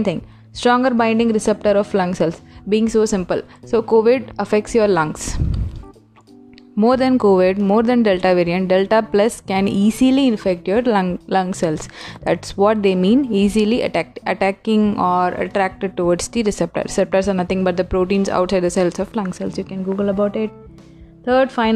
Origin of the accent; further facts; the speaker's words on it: India; Being an Indian